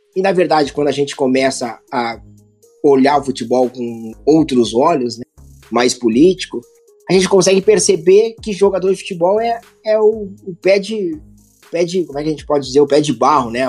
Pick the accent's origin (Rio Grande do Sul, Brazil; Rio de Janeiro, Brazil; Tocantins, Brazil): Rio Grande do Sul, Brazil; eu sou aqui do Sul, né? Rio Grande do Sul aqui a gente exalta muito